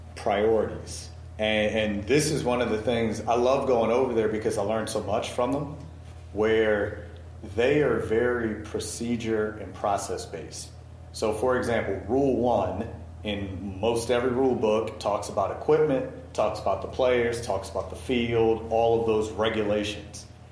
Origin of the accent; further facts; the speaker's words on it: Baltimore, Maryland, United States; I'm from Baltimore, so I was an Orioles guy.